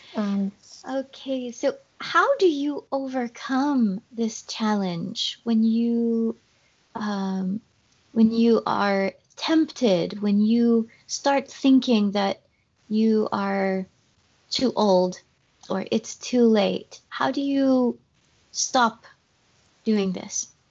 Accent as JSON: {"language": "English", "town": "Paris", "region": "Île-de-France", "country": "France", "first_language": "French", "second_language": "English", "said": "I am uh, from Paris, or close to Paris"}